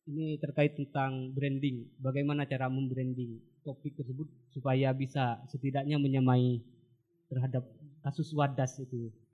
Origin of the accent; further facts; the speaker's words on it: Sumenep, East Java, Indonesia; pada konflik agraria di Sumenep khususnya di kalangan pesisir di daerah saya